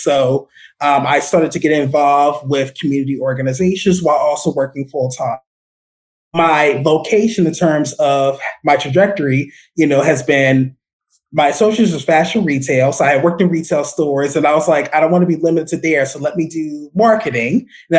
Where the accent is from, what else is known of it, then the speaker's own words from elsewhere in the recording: Wilmington, Delaware, United States; moved away as an adult; now in Rhode Island, United States; I've been in Rhode Island. I've been here since August of 1999. So I was born and raised in Wilmington, Delaware. I, you know, obviously, you know, went to school there.